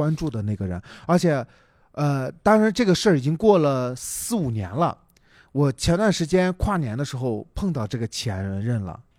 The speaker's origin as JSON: {"language": "Chinese", "region": "Shandong", "country": "China", "accent": "Shandong", "said": "我可能不太山东口音有点重"}